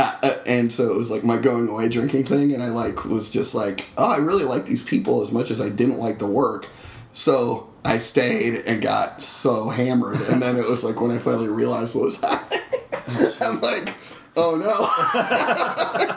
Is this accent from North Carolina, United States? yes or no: yes; North Carolina, United States; I spent time growing up in North Carolina